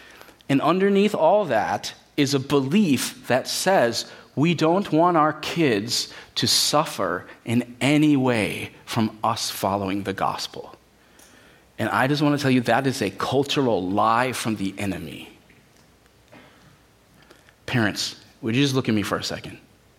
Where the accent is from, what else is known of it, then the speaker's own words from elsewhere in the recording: United States; as American Christians